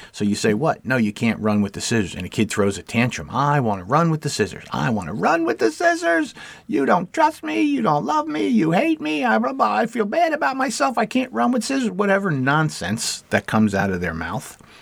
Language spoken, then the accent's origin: English; United States; As an American